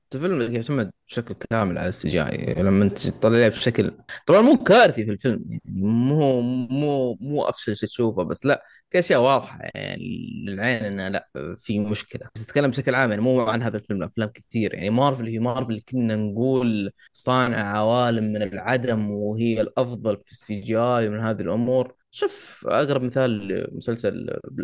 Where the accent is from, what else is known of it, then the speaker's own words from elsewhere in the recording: Saudi Arabia; عندنا في السعوديه احنا